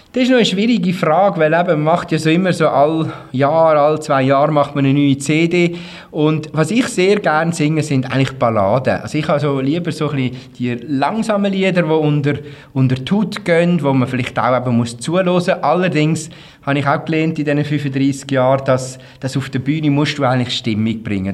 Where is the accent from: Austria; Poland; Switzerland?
Switzerland; Uri; ich komme auch aus dem Kanton Uri und da hat es keine Schlagerszene gegeben